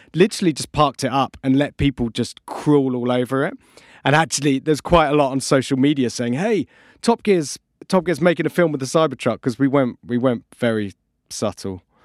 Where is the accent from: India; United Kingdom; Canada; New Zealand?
United Kingdom; we are British